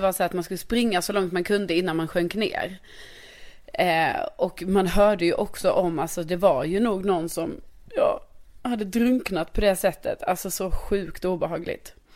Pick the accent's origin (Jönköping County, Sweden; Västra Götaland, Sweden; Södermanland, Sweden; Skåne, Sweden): Skåne, Sweden; Lund; now in Stockholm, Sweden; min hemstad